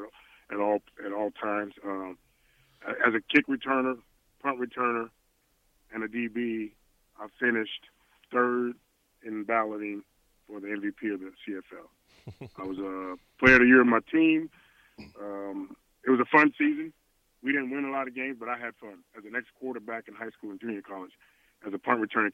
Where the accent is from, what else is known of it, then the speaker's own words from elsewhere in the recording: St. Louis, Missouri, United States; moved away; growing up in St. Louis, I grew up in a house.